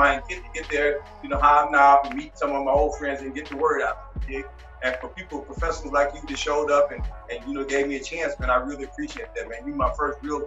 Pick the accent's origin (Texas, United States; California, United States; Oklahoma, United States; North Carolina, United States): California, United States; Long Beach; I'm from Long Beach, California.